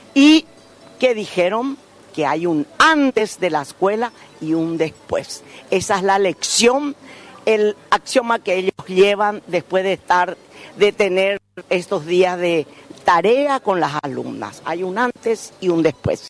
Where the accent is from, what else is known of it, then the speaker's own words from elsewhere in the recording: Encarnación, Itapúa, Paraguay; Soy natural de Itapúa.